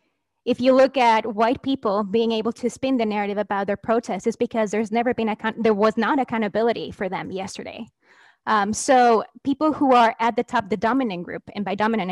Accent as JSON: {"language": "English", "country": "Mexico", "moved": "yes", "lives_now": "United States", "said": "I'm a scholar from Mexico"}